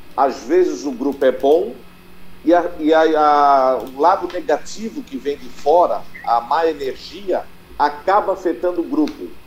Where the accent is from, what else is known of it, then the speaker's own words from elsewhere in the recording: Santa Catarina, Brazil; sou catarinense.